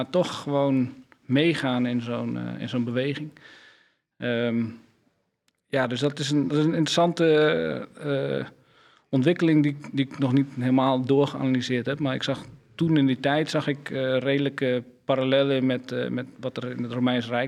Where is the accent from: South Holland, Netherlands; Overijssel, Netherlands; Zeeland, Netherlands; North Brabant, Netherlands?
Overijssel, Netherlands; Vriezenveen; Ik kom uit Twente.